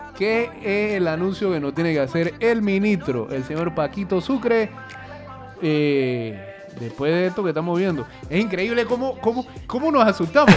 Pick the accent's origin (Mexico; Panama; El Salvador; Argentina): Panama; yo nací en Panamá